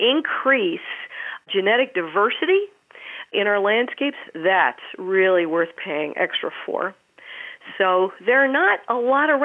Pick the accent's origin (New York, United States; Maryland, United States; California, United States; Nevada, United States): Maryland, United States; as a child, I grew up in Maryland